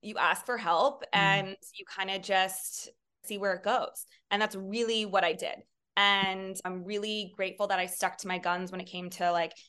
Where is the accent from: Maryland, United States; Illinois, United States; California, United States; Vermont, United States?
California, United States; San Francisco; now in New York City, United States; I moved from across the country. I grew up in California, San Francisco proper, and went to Santa Clara University, which is also on the West Coast, not far from where I grew up.